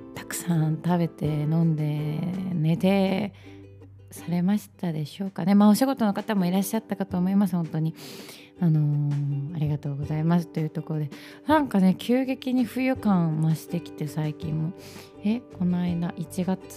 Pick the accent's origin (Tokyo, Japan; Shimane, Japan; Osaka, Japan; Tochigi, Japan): Shimane, Japan; Matsue; moved away; 地元松江に帰ってライブをしたいな